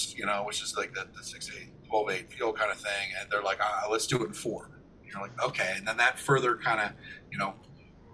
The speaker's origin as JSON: {"language": "English", "town": "Millersville", "region": "Pennsylvania", "country": "United States", "tie": "born or raised there", "also_born_or_lived": "Lancaster, Pennsylvania", "said": "I grew up in Millersville"}